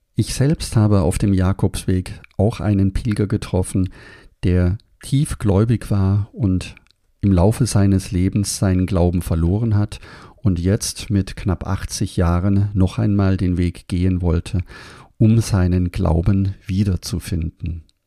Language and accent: German; Überlingen, Baden-Württemberg, Germany; dass ich am Bodensee aufgewachsen bin in Überlingen